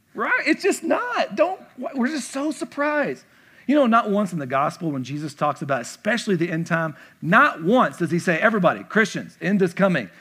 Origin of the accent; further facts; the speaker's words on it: the South, United States; moved away; I'm from the South